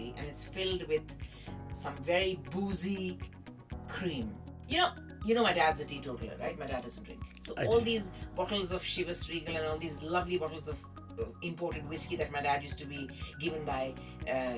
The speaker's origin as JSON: {"language": "English", "country": "India", "tie": "born or raised there", "moved": "yes", "said": "staying in India, growing up in India"}